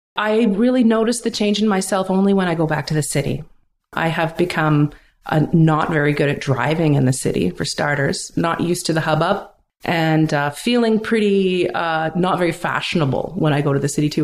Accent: Vancouver, British Columbia, Canada; now in Pender Island, Canada; When I was growing up in Vancouver

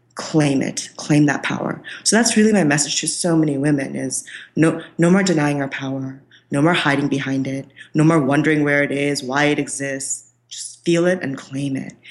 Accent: Kolkata, West Bengal, India; I am from India. I was born in Calcutta, which is the land of Shakti

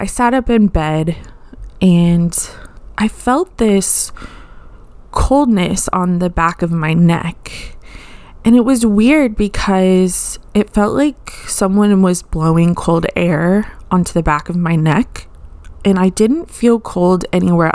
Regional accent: Austin, Texas, United States; I lived in Austin, Texas. I'm from Austin

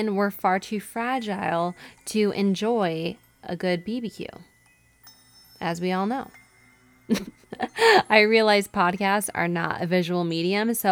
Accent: Syracuse, New York, United States; moved away; my hometown of Syracuse, New York

